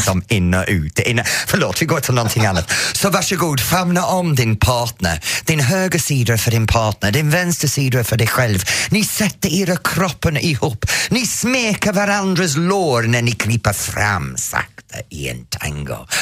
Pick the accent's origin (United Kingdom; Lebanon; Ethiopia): United Kingdom; England; now in Sweden; när jag var ung i England